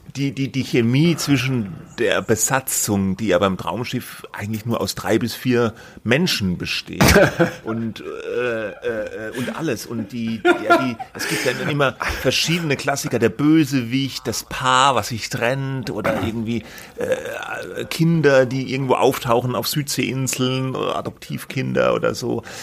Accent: Germany; ich komme ja auch aus der Gegend

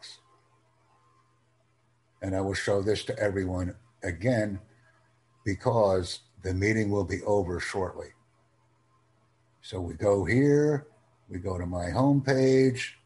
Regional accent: United States; I'm from the United States

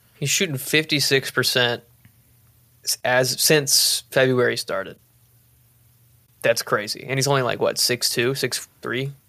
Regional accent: Boerne, Texas, United States; I'm from Bernie, too. Tanner and I went to high school together

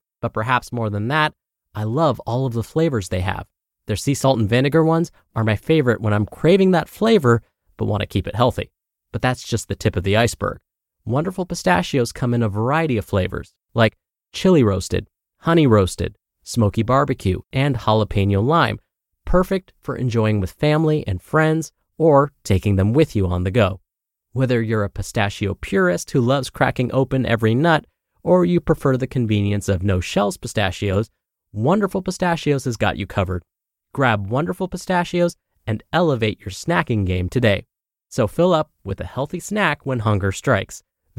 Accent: Guam; including my home country of Guam

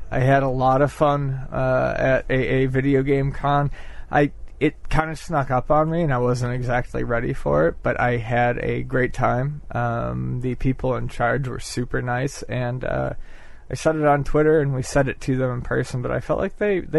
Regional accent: Buffalo, New York, United States; being from, you know, Buffalo, New York and things.

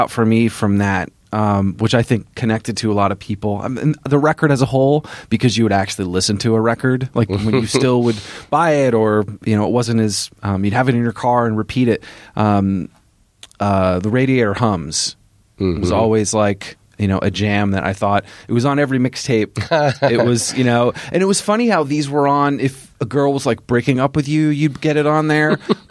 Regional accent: Vermont, United States; I'm from Vermont.

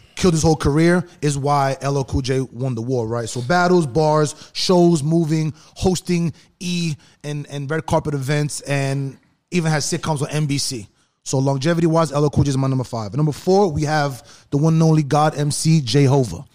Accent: New York, United States; now in Los Angeles, United States; we're from East East Coast, New York

